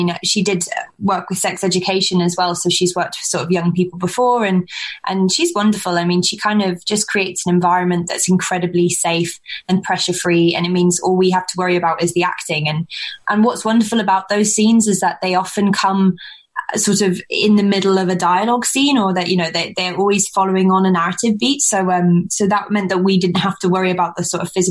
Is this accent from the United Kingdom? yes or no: yes; London, United Kingdom; coming from sort of London, my accent's almost sort of naturally quite self-conscious